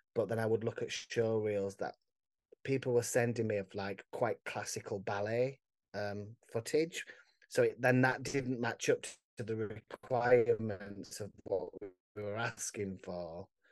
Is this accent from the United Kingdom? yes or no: yes; Barnsley, Yorkshire and the Humber, United Kingdom; I'm from Barnsley